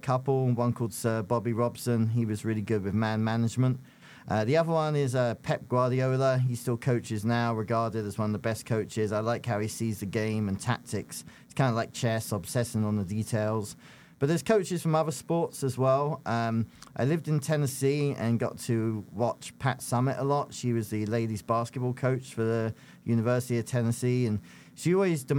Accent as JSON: {"language": "English", "region": "London", "country": "United Kingdom", "tie": "born or raised there", "moved": "yes", "lives_now": "United States", "said": "I grew up in South London, near Croydon and Crystal Palace"}